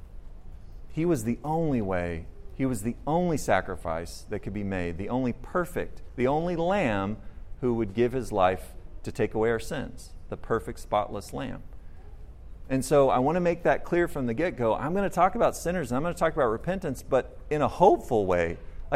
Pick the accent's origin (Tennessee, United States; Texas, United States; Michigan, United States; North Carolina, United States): Texas, United States; Austin; I grew up in Austin